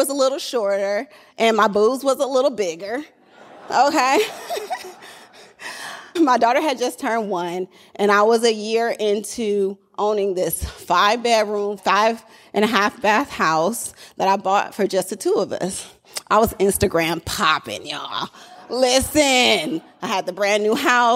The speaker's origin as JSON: {"language": "English", "town": "Oakland", "region": "California", "country": "United States", "said": "I'm really from Oakland"}